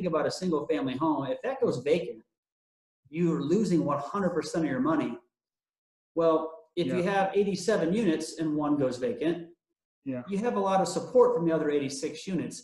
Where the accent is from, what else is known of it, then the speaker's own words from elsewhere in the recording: Omaha, Nebraska, United States; born and raised in the Omaha area, so I know the area well